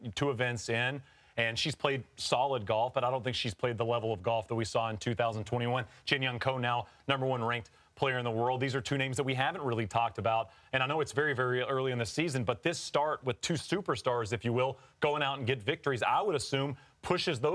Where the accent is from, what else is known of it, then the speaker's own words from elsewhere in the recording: Crown Colony, Texas, United States; I grew up in the Crown Colony in Texas